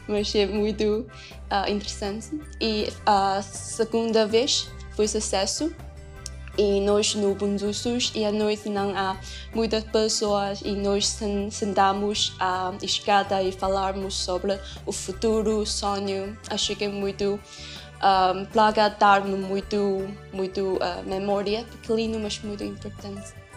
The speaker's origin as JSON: {"language": "Portuguese", "country": "China", "also_born_or_lived": "Poland", "second_language": "Portuguese", "moved": "as an adult", "lives_now": "Braga, Portugal", "said": "sou da China"}